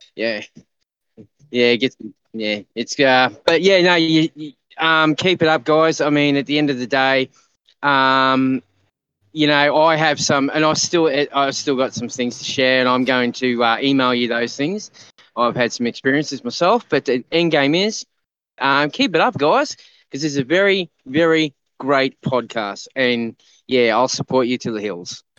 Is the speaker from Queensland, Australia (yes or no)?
yes; Queensland, Australia; I'm from Queensland, here in Australia